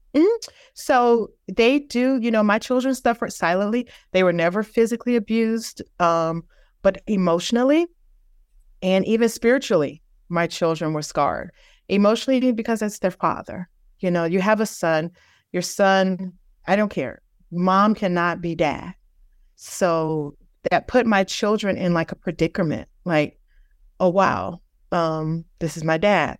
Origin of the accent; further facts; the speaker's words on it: Virginia, United States; moved away as an adult; also born or lived in Houston, Texas / Denver, Colorado; I'm originally from Virginia. We were living in Houston.